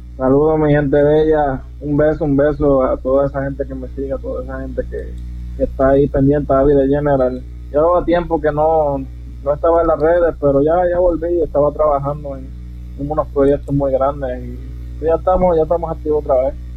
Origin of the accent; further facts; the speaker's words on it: Yauco, Puerto Rico; now in United States; soy originario del pueblo de Huanga, Puerto Rico. Nací en Yauco, Puerto Rico. Originalmente soy puertorriqueño, pero vivo en Estados Unidos.